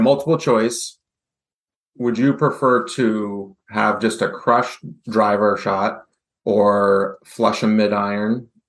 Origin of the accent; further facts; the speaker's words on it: Goffstown, New Hampshire, United States; I grew up in Goffstown, so I've gotten to play Stonebridge quite a few times